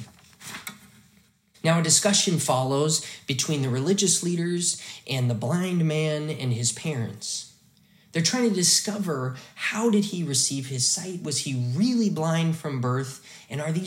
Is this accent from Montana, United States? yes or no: yes; Hamilton, Montana, United States; the church I grew up in Faith Lutheran Church in Hamilton, Montana